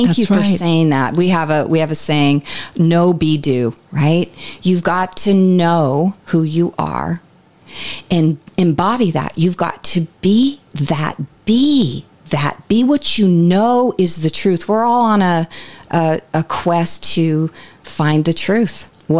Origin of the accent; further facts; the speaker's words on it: Ireland; I'm Irish.